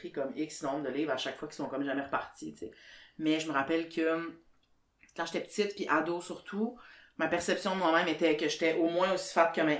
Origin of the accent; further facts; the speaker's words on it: Sherbrooke, Quebec, Canada; moved away as an adult; now in Montreal, Canada; je viens de Sherbrooke